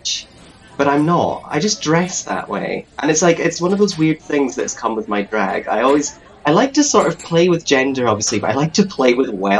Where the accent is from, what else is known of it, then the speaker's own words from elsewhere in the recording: the Highlands, Scotland, United Kingdom; moved away as an adult; now in Glasgow, United Kingdom; I'm originally from the Highlands, but I moved to Glasgow about 6 years ago to study